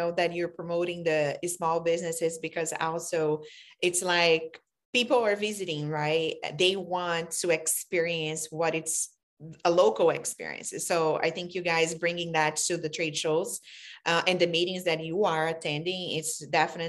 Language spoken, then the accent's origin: English; Brazil; now in United States; I'm an immigrant from Brazil and I came, I'm very the first, you know, person out of my family to come